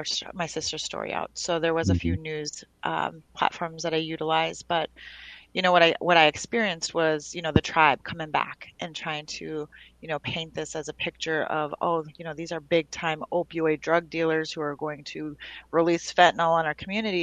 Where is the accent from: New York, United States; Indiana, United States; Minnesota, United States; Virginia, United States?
Minnesota, United States; around Red Lake, northern; also born or lived in North Dakota; But we grew up around up northern Minnesota around Red Lake.